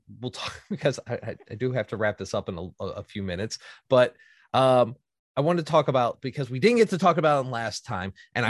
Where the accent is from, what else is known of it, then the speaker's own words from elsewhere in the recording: Indiana, United States; moved away as an adult; I came from Indiana, which is, I was raised up by Lake Michigan, and it's lake effect weather.